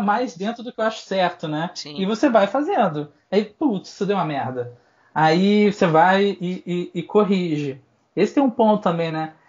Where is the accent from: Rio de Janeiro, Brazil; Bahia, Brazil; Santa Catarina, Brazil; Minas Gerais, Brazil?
Rio de Janeiro, Brazil; moved away as an adult; now in São Paulo, Brazil; sou carioca